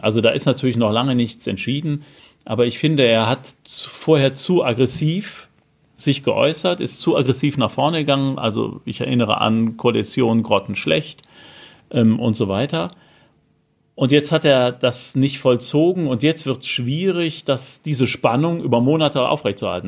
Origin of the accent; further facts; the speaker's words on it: Cologne, North Rhine-Westphalia, Germany; moved away; der schönen Stadt Köln, aus der ich ja gebürtig komme